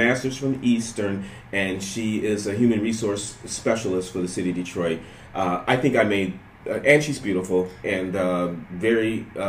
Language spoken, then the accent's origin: English; Panama; born there; I was born in Panama, and my sister was born in Panama.